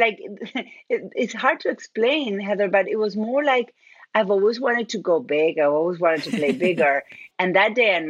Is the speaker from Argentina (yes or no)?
yes; Argentina; accent: Argentine; moved away; I'm originally from Argentina. That's where my accent is from